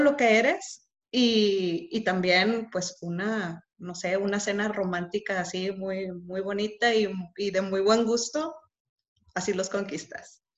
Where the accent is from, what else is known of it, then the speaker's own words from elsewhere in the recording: Monterrey, Nuevo León, Mexico; Soy de Monterrey